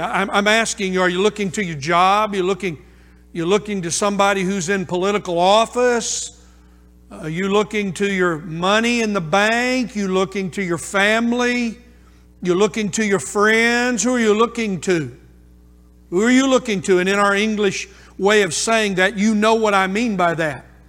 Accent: United States; American Christians

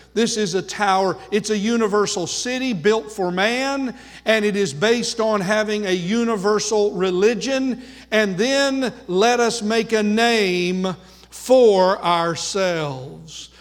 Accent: United States; first language English; Born here, most of us in the United States of America

